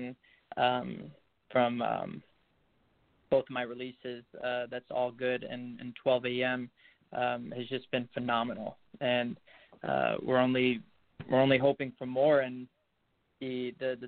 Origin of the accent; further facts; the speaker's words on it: Chicago, Illinois, United States; I'm from Chicago, Illinois.